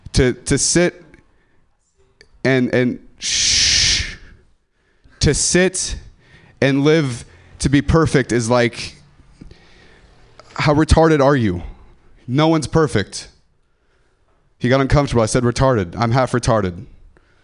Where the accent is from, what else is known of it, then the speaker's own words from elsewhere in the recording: Ripon, California, United States; I'm from Ripon